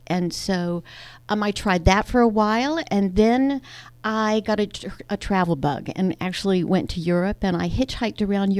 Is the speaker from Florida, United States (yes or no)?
no; Greensboro, North Carolina, United States; moved away as an adult; also born or lived in New York City / Boston / Philadelphia; Well, I'm a Southerner, so I grew up in North Carolina, one of five kids in Greensboro